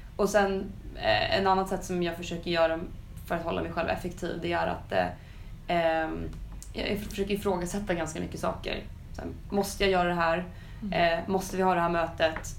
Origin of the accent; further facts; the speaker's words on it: Sweden; vi svenskar